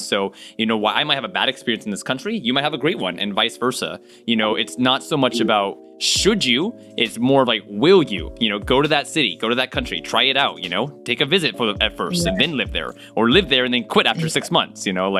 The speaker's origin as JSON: {"language": "English", "region": "Okinawa", "country": "Japan", "tie": "born there", "said": "I remember I was born in Okinawa, Japan"}